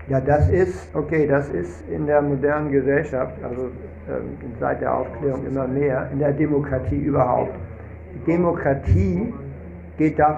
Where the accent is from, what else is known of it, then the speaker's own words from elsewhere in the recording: Hamburg, Germany; Nein, Rantidev ist aus Litauen und ich bin aus Hamburg.